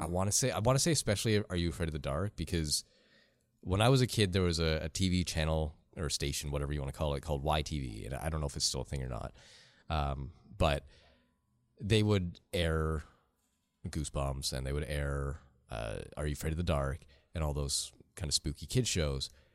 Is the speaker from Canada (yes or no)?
yes; Canada; accent: Canadian